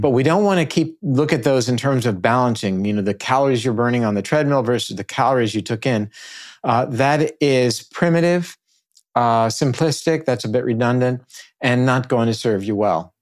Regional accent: Naples, Florida, United States; here in my hometown, which is Naples.

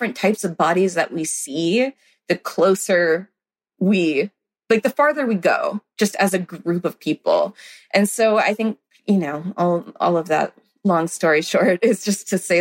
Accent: the South, United States; I grew up in the South.

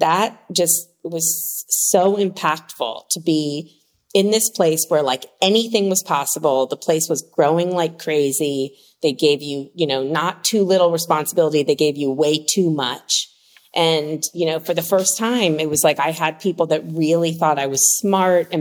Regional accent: Washington, District of Columbia, United States; moved away as an adult; now in California, United States; I moved across the country from Washington, D.C., where I grew up, to California

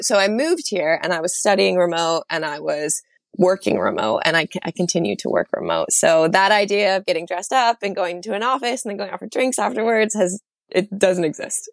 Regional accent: United States; moved away as an adult; now in London, United Kingdom; as an American

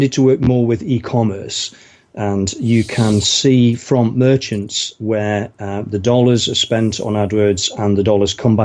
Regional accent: United Kingdom; now in Windsor, United Kingdom; Originally from sort of the Midlands in England, which is kind of up north from here.

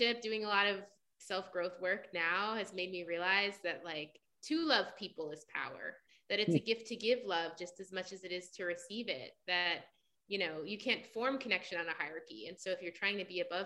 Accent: New York City, New York, United States; also born or lived in Italy; I grew up in New York City, Brooklyn and Staten Island.

